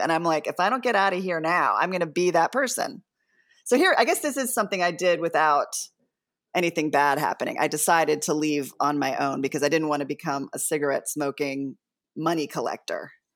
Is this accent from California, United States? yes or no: no; Devon, Pennsylvania, United States; I grew up outside of Philly in the suburbs, and we were kinda, like, hippies in the conservative bastion of Devon, Pennsylvania